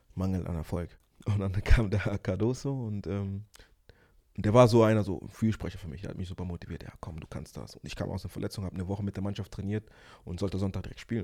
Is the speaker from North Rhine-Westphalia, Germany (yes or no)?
yes; Ruhr area, North Rhine-Westphalia, Germany; also born or lived in Angola / Kinshasa, Congo; ich bin aus dem Ruhrpott